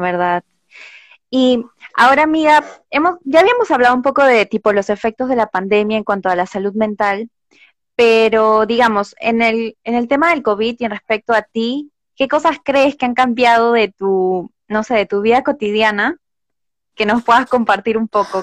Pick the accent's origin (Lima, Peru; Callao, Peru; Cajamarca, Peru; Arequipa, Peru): Lima, Peru; yo de pequeña viví por el Cono Norte